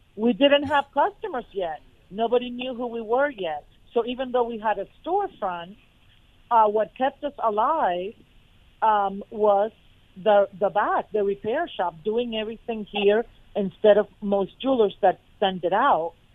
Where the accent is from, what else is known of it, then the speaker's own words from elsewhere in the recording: Fort Lauderdale, Florida, United States; I was from Fort Lauderdale